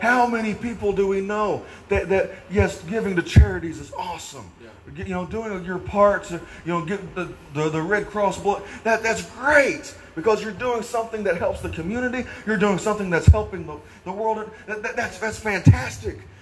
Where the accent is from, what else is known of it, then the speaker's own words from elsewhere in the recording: Naylor, Missouri, United States; growing up in Naylor, there in Missouri, at that church.